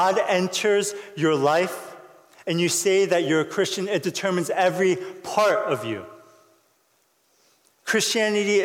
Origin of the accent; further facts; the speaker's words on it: United States; I'm Korean American